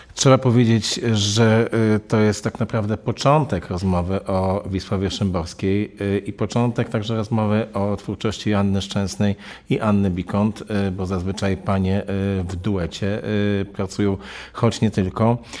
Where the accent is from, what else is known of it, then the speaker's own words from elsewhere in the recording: Warsaw, Masovian Voivodeship, Poland; Jestem chłopakiem z Żoliborza